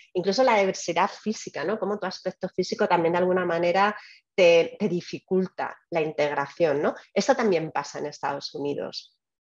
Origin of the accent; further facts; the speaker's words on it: Spain; moved away as an adult; also born or lived in Albacete; now in United States; Yo creo que soy más española desde que estoy fuera de España